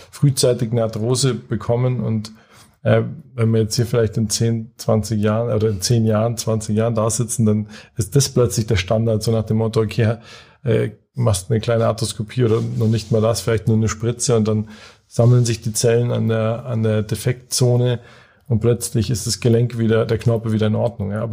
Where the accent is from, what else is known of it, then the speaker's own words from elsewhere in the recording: Munich, Bavaria, Germany; ich bin ursprünglich aus München